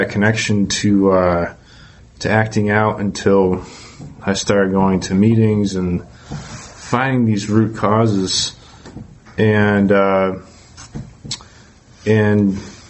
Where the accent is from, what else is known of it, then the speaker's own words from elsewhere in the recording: Massachusetts, United States; also born or lived in Georgia, United States; I'm from Massachusetts, but I used to live in Georgia and then moved back to Massachusetts